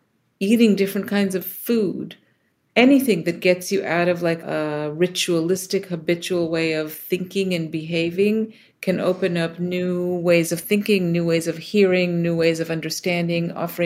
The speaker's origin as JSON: {"language": "English", "country": "Israel", "tie": "born or raised there", "moved": "as an adult", "lives_now": "United States", "said": "I was born in the States and then moved to Israel as a kid, and then lived in a few other places, and then ultimately came back to the States for grad school."}